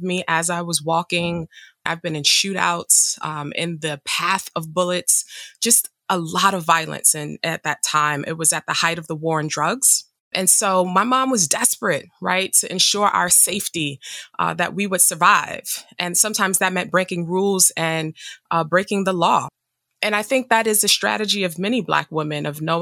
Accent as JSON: {"language": "English", "town": "New York City", "region": "New York", "country": "United States", "tie": "born or raised there", "said": "I grew up in Harlem, New York"}